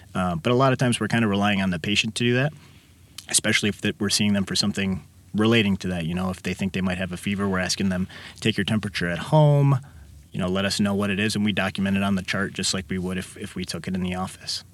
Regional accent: Kankakee, Illinois, United States; also born or lived in Champaign-Urbana, Illinois / Downers Grove, Illinois; I was born and raised in Kankakee

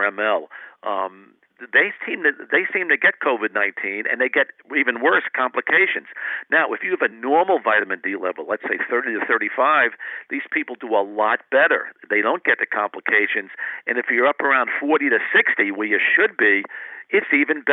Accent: New England, United States; I grew up in the New England area

